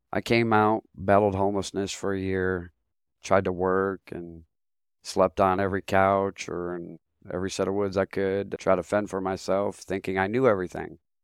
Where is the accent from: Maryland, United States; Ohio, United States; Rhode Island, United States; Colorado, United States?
Ohio, United States; also born or lived in San Fernando, California; I was born in San Fernando, California. and my dad brought me from California on the back of a motorcycle to Ohio as an infant.